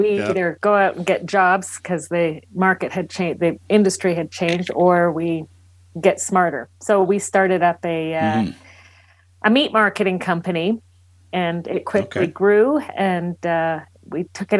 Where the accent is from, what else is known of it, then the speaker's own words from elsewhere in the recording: Toronto, Ontario, Canada; now in Calgary, Canada; So I'm born and raised in Toronto. And I moved out to Alberta in 1995. Never went back.